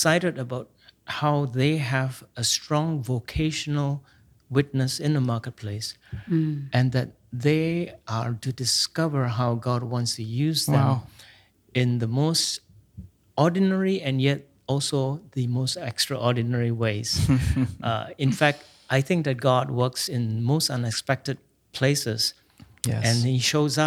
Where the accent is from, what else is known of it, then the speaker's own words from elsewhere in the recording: Singapore; I grew up in Singapore